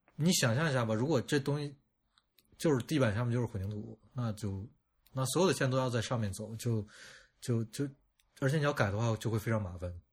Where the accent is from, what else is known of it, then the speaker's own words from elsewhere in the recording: China; 我觉得我们中国人就很就很喜欢拿这种东西抖包袱